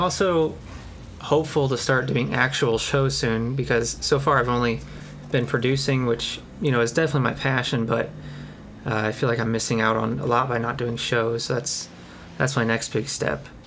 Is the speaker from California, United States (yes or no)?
no; Kentucky, United States; I'm from Kentucky